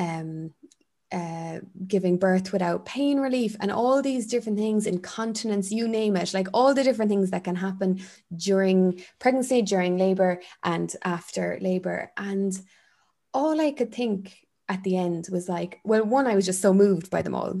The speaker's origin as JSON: {"language": "English", "country": "Ireland", "tie": "born or raised there", "said": "growing up in Ireland"}